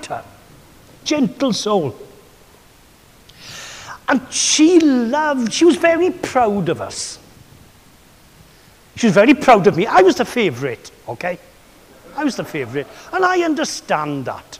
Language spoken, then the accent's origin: English; Swansea, Wales, United Kingdom; another character in my hometown